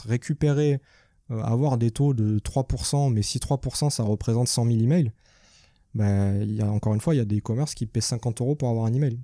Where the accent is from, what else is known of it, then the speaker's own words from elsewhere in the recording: Nîmes, Occitania, France; also born or lived in Paris; now in Montpellier, France; je suis de Nîmes